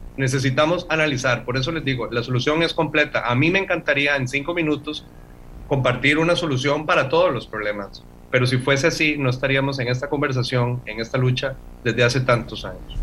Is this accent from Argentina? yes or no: no; Costa Rica